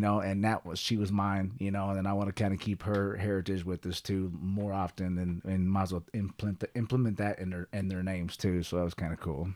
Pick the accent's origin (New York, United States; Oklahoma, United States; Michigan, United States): Oklahoma, United States; Kellyville; also born or lived in Sapulpa, Oklahoma / Tulsa, Oklahoma / Jenks, Oklahoma / Texas; growing up in Kellyville